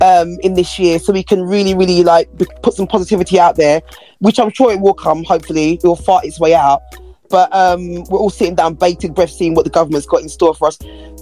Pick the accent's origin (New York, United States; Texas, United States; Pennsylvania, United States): New York, United States; We're from New York.